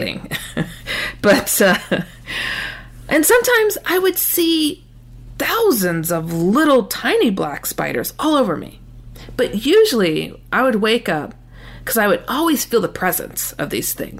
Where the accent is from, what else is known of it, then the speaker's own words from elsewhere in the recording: Wisconsin, United States; I relocated back to my home state of Wisconsin